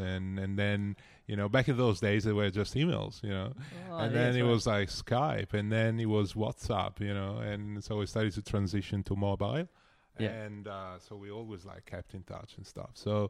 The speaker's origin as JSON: {"language": "English", "country": "Italy", "tie": "born or raised there", "said": "Oh, I didn't move that much. So I was just in my small little town."}